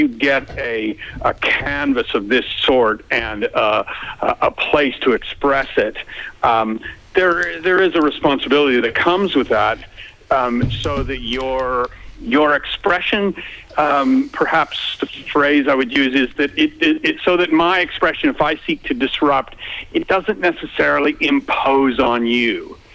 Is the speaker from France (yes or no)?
no; Canada; now in Melbourne, Australia; I was really struck when I came from Canada um, how obsessed everyone is with the weather, and and I am too now.